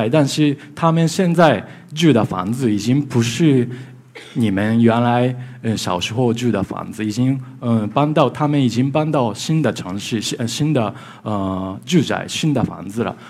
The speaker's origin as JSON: {"language": "Chinese", "country": "Japan", "second_language": "Chinese", "lives_now": "Beijing, China", "said": "，啊、我是来自日本的建筑师，呃，今天很高兴来到上海，我平时在北京"}